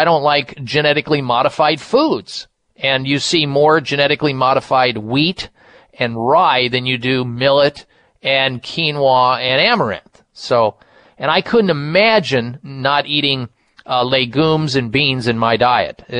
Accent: Midwest, United States; I grew up in the Midwest

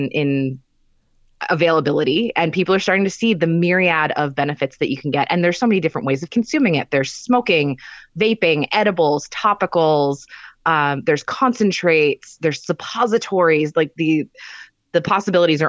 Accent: Pennsylvania, United States; moved away; where I grew up in Pennsylvania

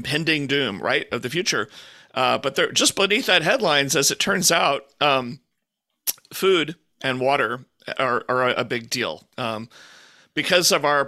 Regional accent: Houston, Texas, United States; I grew up in Houston

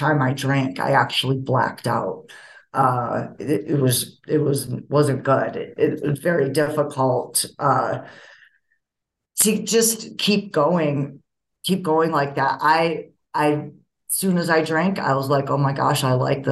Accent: Rochester, New York, United States; now in Denver, United States; I was born in Rochester, New York

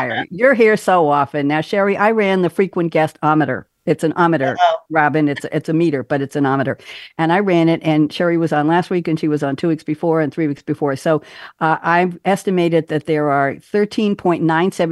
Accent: New York, United States; I'm a New Yorker

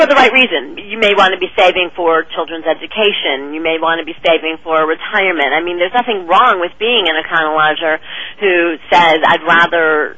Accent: Chicago, Illinois, United States; now in Los Angeles, United States; I'm from Chicago originally, but I have lived in L.A. now for 25 years

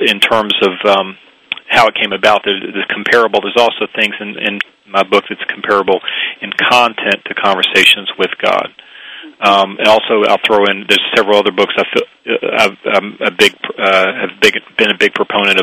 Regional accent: the South, United States; I grew up Jewish in the South, fairly small Jewish community

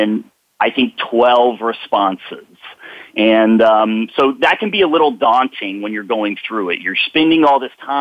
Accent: Dallas, Texas, United States; I'm from Dallas. I grew up 5 minutes from SMU

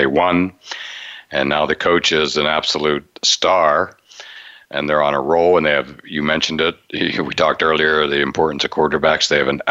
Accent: near State College, Pennsylvania, United States; growing up near State College

